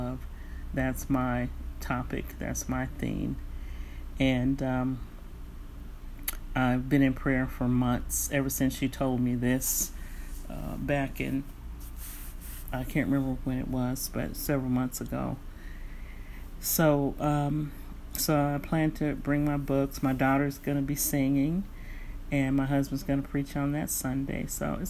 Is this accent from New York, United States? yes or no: no; San Francisco Bay Area, California, United States; moved away; I was raised in the Bay Area